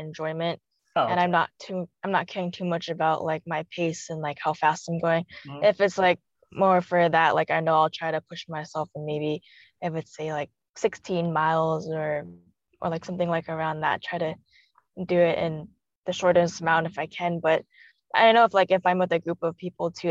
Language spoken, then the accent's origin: English; Pasadena, California, United States; also born or lived in China; I was born in China and adopted maybe just like when I was a couple months and just raised in Pasadena, Arcadia area. And then from there, just basically grew up